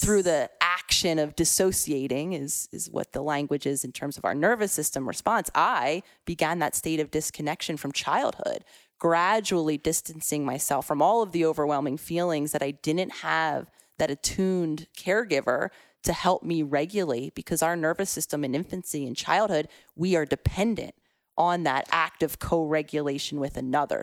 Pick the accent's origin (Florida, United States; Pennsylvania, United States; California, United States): Pennsylvania, United States; Philadelphia; I was very much a city girl at heart, born and raised in Philadelphia